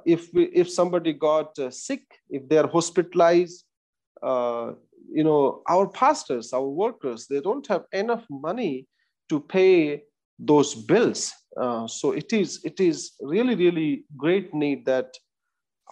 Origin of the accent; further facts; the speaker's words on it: India; we as Indian Christians